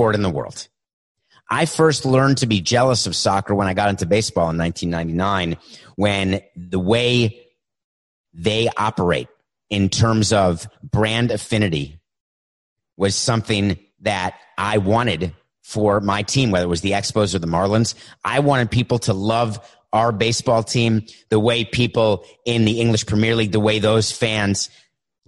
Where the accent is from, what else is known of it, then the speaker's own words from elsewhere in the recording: United States; I grew up in the United States.